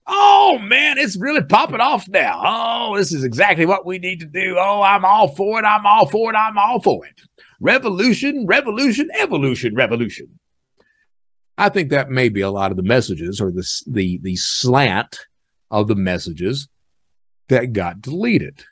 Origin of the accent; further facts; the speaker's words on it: Hazard, Kentucky, United States; now in Birmingham, United States; I'm from Eastern Kentucky